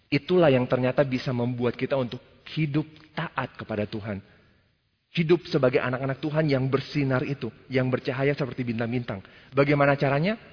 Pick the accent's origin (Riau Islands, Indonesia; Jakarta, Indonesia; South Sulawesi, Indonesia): Jakarta, Indonesia; Ya sekali lagi mungkin karena kalau kita berasal dari Jakarta, dari Indonesia mungkin sulit untuk melihat bintang seperti itu.